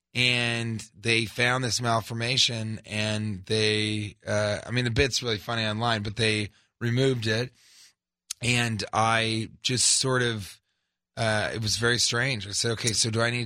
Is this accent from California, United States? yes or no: no; Denver, Colorado, United States; also born or lived in Los Angeles; now in New York, United States; I'm from Denver